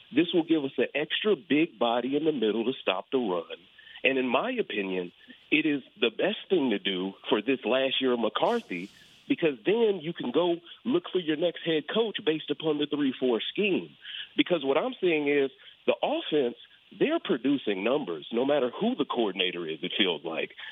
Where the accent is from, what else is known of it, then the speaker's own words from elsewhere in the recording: Chicago, Illinois, United States; I'm from Chicago